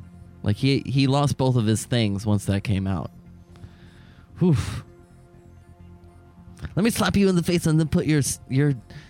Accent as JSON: {"language": "English", "region": "Southern California", "country": "United States", "tie": "born or raised there", "said": "growing up in Southern California, there was a lot of outdoor malls and whatnot."}